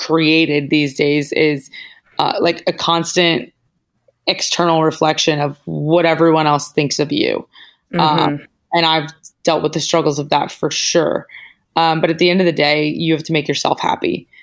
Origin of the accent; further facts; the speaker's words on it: Northeast, United States; now in Los Angeles, United States; We're both from the Northeast